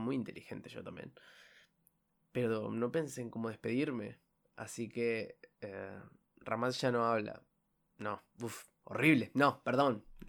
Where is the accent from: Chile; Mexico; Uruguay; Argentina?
Uruguay; soy de Uruguay